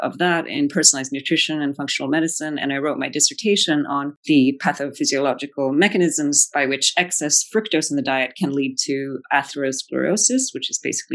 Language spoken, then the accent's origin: English; Belgium; moved away; I grew up in Belgium, you know, chocolate is like a staple